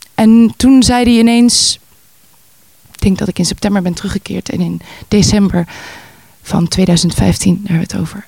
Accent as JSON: {"language": "Dutch", "town": "Voorburg", "region": "South Holland", "country": "Netherlands", "tie": "born or raised there", "also_born_or_lived": "Amsterdam", "moved": "as an adult", "said": "Geboren en opgegroeid in Nederland, zoals je kan horen. Eh, in Voorburg"}